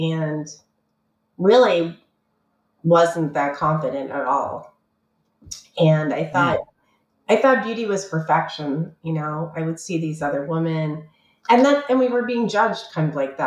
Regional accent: Canada; moved away; also born or lived in Toronto; I'm Canadian originally

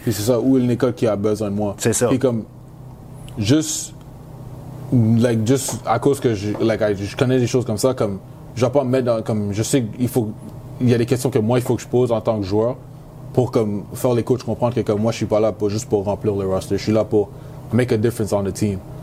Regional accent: Quebec, Canada; first language English; French is a second language; moved away as an adult; now in Syracuse, United States; comme je suis né au Canada, je suis canadien

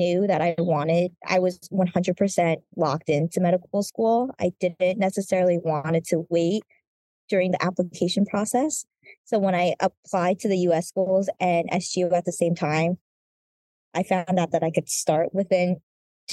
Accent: New Jersey, United States; moved away as an adult; now in Grenada; I am currently Term 2, and I'm from New Jersey

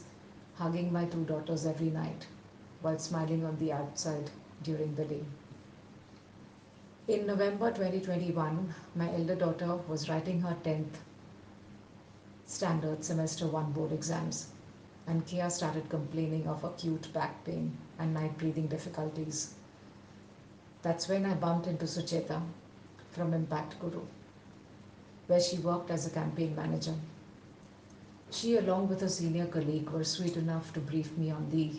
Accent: Visakhapatnam, Andhra Pradesh, India; moved away as an adult; return to my hometown in Vizag and seek shelter in my parents' home

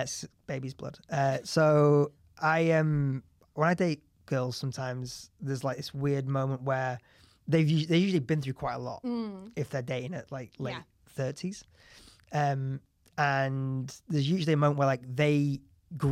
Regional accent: Leeds, Yorkshire and the Humber, United Kingdom; moved away as an adult; also born or lived in New York; now in London, United Kingdom; I moved back to Leeds and... I mean, I had my flat in London, but it was being rented out. And so I was back at my parents' house for like 5 or 6 months.

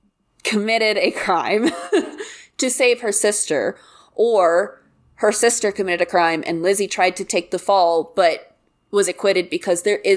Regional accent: the Bible Belt, United States; I grew up in the Bible Belt where people are truly fucked up.

